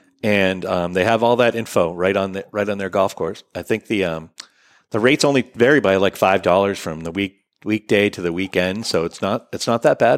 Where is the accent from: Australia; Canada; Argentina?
Australia; Unless we're Australian, we say H, right?